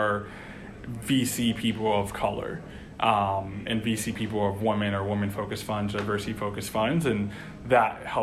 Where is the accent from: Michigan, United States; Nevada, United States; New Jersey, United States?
Michigan, United States; Detroit; moved away; also born or lived in Evanston, Illinois / New York / Boston; I'm originally from Detroit, Michigan. First generation Haitian American.